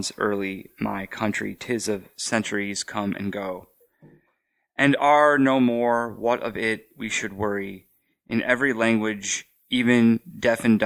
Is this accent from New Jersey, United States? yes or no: no; Cleveland, Ohio, United States; now in New Orleans, United States; growing up in Cleveland